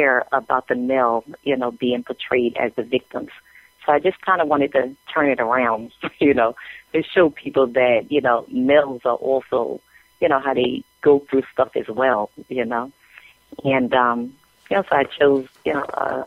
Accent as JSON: {"language": "English", "town": "New York City", "region": "New York", "country": "United States", "tie": "born or raised there", "said": "I'm originally from Brooklyn, New York, and, grew up in projects in Brooklyn"}